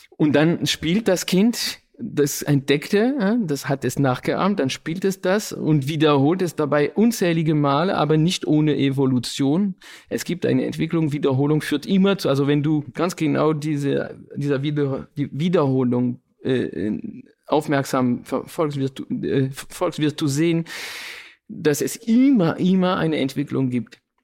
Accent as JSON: {"language": "German", "town": "Paris", "region": "Île-de-France", "country": "France", "tie": "born or raised there", "said": "Ich bin ja in, in Frankreich aufgewachsen, in Paris sogar"}